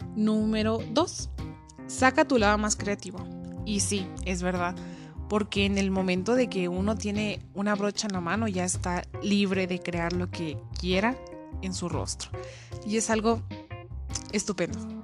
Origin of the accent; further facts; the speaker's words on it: Cuauhtémoc, Chihuahua, Mexico; soy de Coctemoc, Chihuahua